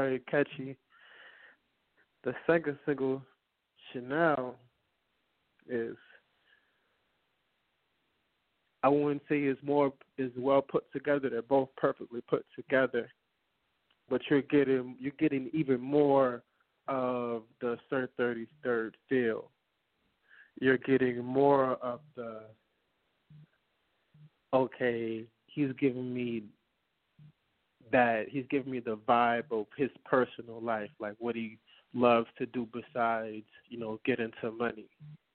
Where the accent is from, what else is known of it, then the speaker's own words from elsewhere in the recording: New Orleans, Louisiana, United States; I'm from New Orleans. That's a whole jungle.